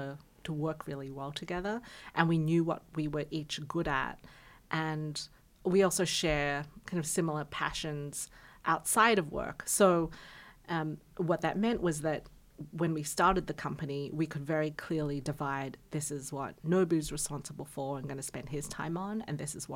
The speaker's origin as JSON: {"language": "English", "country": "Australia", "said": "I'm Australian."}